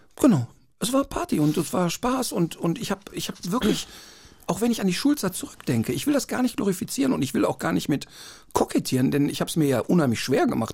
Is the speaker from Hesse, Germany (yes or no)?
no; Duisburg, North Rhine-Westphalia, Germany; Ja, da aufgewachsen, Ein, paar, paar, Meter davon entfernt geboren